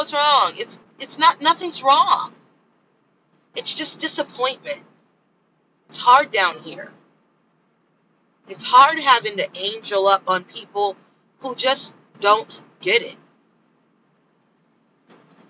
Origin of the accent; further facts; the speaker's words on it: United States; I'm American. I'm an American angel. That's where I was born. Here.